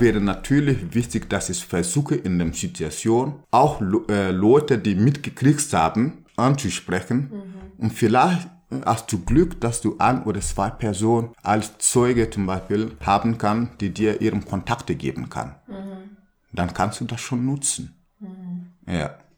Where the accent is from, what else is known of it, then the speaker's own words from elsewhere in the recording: Burkina Faso; German is a second language; moved away; wo ich herkomme, in Burkina Faso